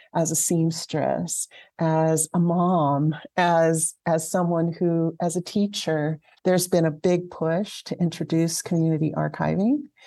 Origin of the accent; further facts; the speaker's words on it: Alhambra, California, United States; moved away as an adult; also born or lived in Santa Fe, New Mexico; I grew up in Southern California in a town called Alhambra